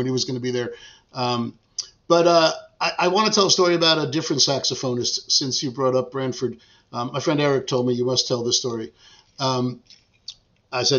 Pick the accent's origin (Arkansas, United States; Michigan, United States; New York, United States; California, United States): New York, United States; Long Island; moved away as an adult; also born or lived in Tribeca, New York City; now in Croton-on-Hudson, United States; I grew up on Long Island.